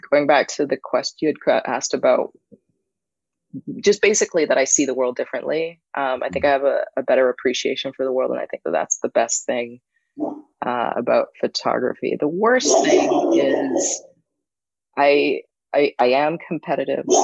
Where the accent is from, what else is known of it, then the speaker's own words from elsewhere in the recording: Barbados; I do. I'm from Barbados.